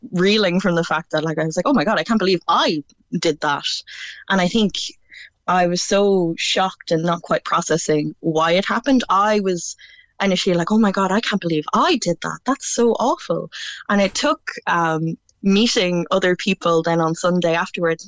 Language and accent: English; Galway, Connacht, Ireland; I'm from Galway City myself